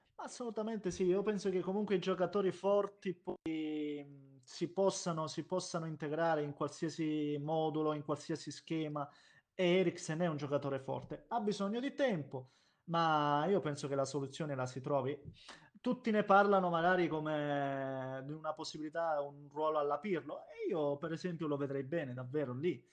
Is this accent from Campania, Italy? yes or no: no; Basilicata, Italy; sono lucano, abito in Basilicata